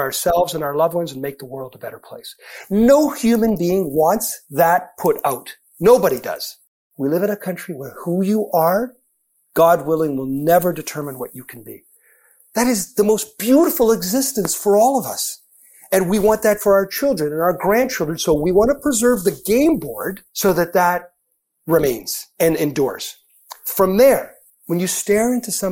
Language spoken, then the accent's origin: English; Edmonton, Alberta, Canada; I grew up in Edmonton, a big Eskimos fan at the time